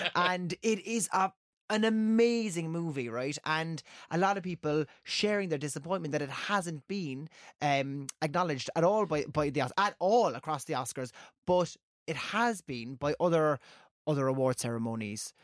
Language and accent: English; Cork, Munster, Ireland; I'm from Cork